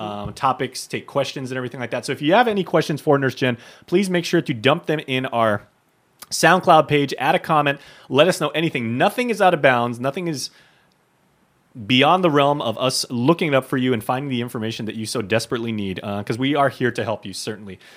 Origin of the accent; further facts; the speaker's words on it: Guam; both of us growing up on Guam